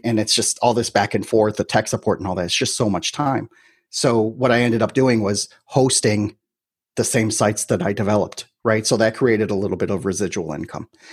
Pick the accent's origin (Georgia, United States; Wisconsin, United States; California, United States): Wisconsin, United States; Milwaukee; moved away as an adult; now in Miami, United States; I'm originally from Milwaukee, Wisconsin.